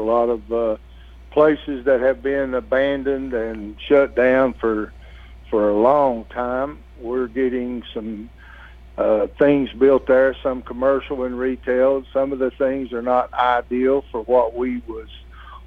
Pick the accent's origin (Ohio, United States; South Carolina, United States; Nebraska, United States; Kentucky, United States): Kentucky, United States; now in La Vergne, United States; I'm originally from Kentucky